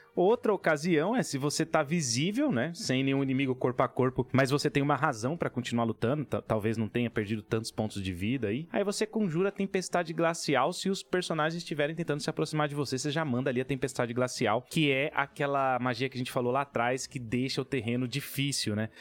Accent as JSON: {"language": "Portuguese", "region": "Minas Gerais", "country": "Brazil", "said": "lá da terra que eu venho, lá de Minas Gerais"}